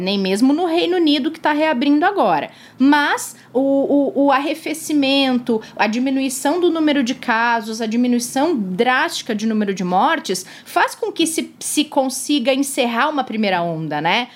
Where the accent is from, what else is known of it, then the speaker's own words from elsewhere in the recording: Capão da Canoa, Rio Grande do Sul, Brazil; moved away; Capão da Canoa a cidade gaúcha onde eu cresci, não necessariamente onde eu nasci, mas onde eu passei toda a minha infância, onde mora a minha família